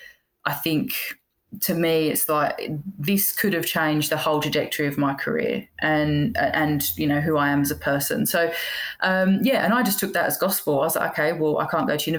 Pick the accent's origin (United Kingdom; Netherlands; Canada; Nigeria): United Kingdom; England; I'm English